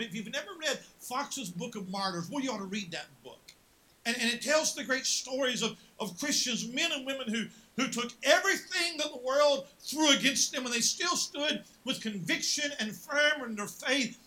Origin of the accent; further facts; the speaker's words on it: West Virginia, United States; moved away; I'm from West Virginia.